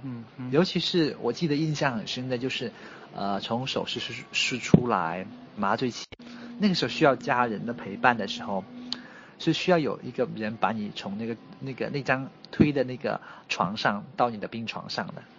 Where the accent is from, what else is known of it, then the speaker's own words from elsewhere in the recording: Wenzhou, Zhejiang, China; moved away as an adult; also born or lived in Wuhan, China; now in Xiamen, China; 我的老家在温州，其实温州是一个蛮特别的，呃，城市